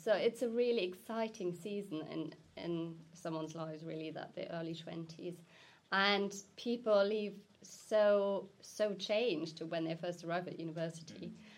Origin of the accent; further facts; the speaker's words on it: Germany; moved away as an adult; now in United Kingdom; I'm originally from Germany, have been living in the UK for the past 10 years